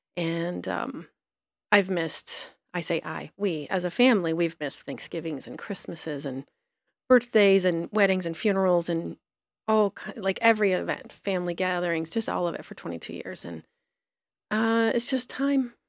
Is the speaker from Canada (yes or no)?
no; Petersburg, Michigan, United States; moved away as an adult; now in Burbank, United States; I grew up in a tiny little town in southeastern Michigan called Petersburg